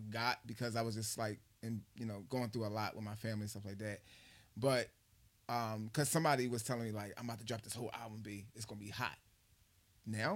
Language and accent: English; Philadelphia, Pennsylvania, United States; moved away; I'm from Philly